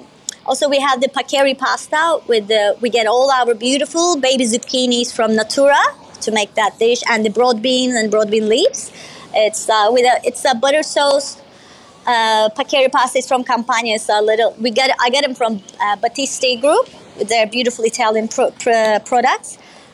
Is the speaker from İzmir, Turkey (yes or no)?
yes; Izmir, Turkey; Well, I was born in Izmir, but my dad is Libyan. So I have a little bit of Middle Eastern in me as well, Libyan. So we grew up Izmir.